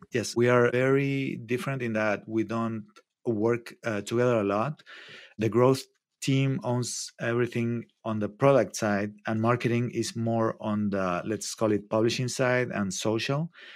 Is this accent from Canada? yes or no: no; Argentina; moved away as an adult; also born or lived in New York / Mexico City; now in Santa Cruz, United States; I'm from Argentina.